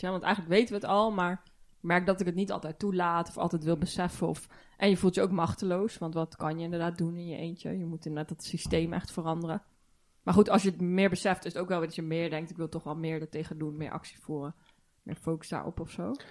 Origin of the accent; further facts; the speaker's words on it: Netherlands; Wij als Nederlanders of zo.